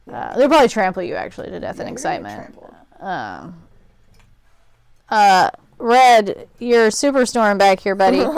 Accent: Scotland, United Kingdom; as a Scottish person

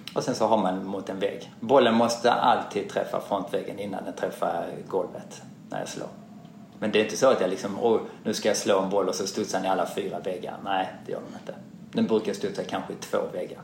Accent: Malmö, Skåne, Sweden; now in Stockholm, Sweden; jag är uppvuxen i Malmö

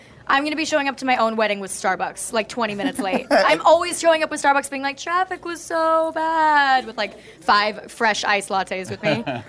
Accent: Seattle, Washington, United States; I'm from Seattle

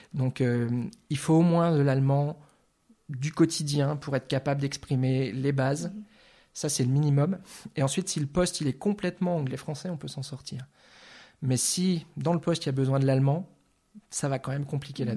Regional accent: Lorraine, Grand Est, France; accent: French; first language French; moved away as an adult; also born or lived in Metz / Nancy / Orléans; now in Zurich, Switzerland; je suis de, ce qu'on appelle aujourd'hui le Grand Est de Lorraine. J'ai vécu longtemps à Metz et, à Nancy.

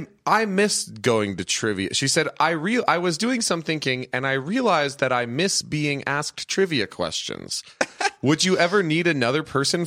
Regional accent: Los Angeles, California, United States; I'm from Los Angeles.

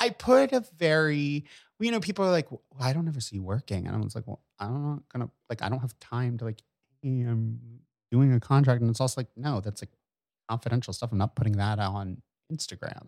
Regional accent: Bucks County, Pennsylvania, United States; now in New York, United States; I grew up in Bucks County

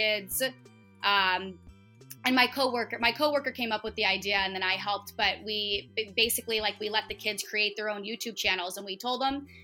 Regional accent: United States; moved away as an adult; also born or lived in Seoul, South Korea / Gimpo, South Korea; I need to go back to the States, and I want to go back to my home country

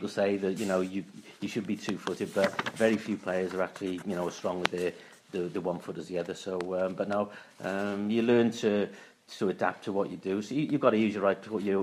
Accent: Wales, United Kingdom; I was born in Wales.

